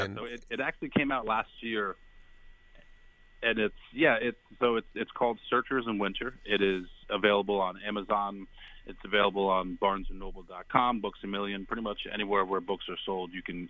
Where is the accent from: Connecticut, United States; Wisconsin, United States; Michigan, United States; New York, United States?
New York, United States; Garrison; also born or lived in Ithaca, New York / Watertown, New York; I grew up in the Hudson Valley right across from West Point in a small town called Garrison, and like you mentioned, I've always just kind of come back to upstate New York.